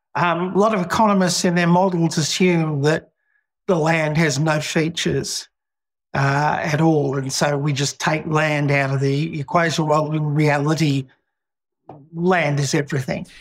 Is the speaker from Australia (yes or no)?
yes; Australia; living in Australia and being an Australian